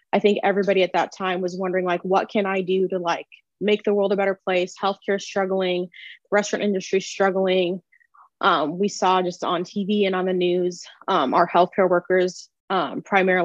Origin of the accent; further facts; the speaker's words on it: Omaha, Nebraska, United States; now in St. Louis, United States; I am originally from Omaha, Nebraska, but I currently live in St. Louis.